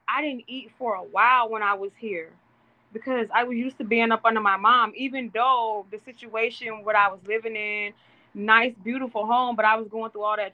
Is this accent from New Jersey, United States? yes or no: no; Mississippi, United States; now in York, United States; In the South, I'm from Mississippi, born and raised.